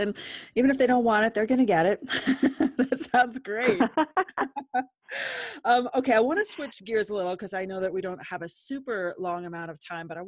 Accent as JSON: {"language": "English", "town": "Lyons", "region": "Colorado", "country": "United States", "tie": "born or raised there", "said": "I grew up in Lyons. So I come from from a really small town."}